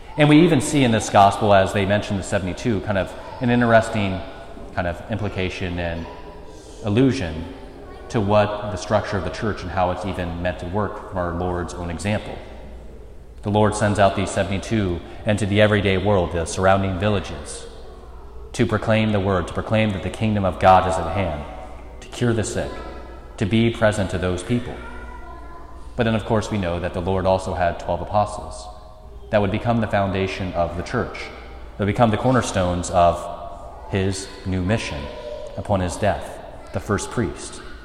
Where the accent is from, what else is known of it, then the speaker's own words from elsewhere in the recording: United States; moved away as an adult; I'm from Mercer County, never planned on leaving Mercer County, never planned on being more than 15 minutes from any of my family